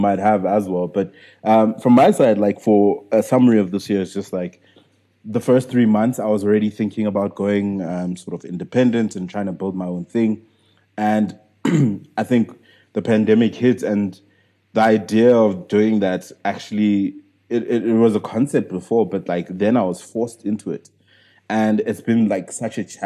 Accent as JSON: {"language": "English", "country": "South Africa", "said": "I'm still a South African entrepreneur"}